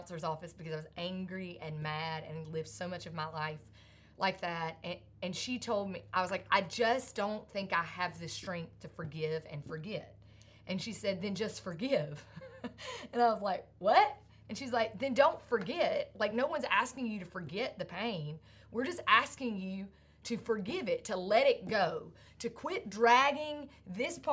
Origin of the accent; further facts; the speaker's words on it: Sandy Ridge, North Carolina, United States; growing up in Sandy Ridge, North Carolina